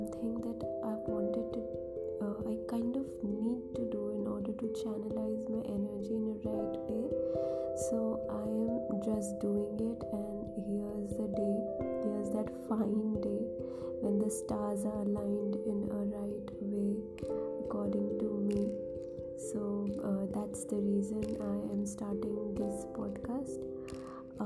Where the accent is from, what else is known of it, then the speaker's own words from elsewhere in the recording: India; I am from India and I am proud to be Indian.